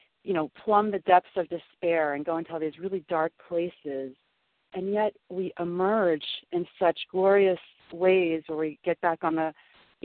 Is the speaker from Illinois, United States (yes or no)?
yes; Southern Illinois, United States; I grew up in Southern Illinois in the Midwest and Bible Belt